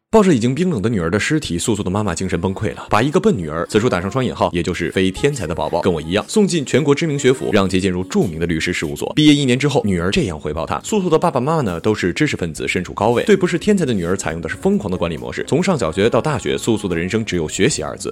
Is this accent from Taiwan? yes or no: no; Northeast China, China; 作为一个东北人